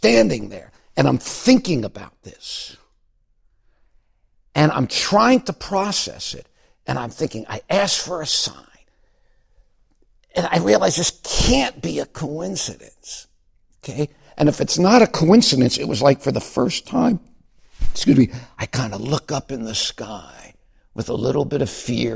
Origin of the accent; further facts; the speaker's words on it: Miami Beach, Florida, United States; moved away; I grew up in Miami Beach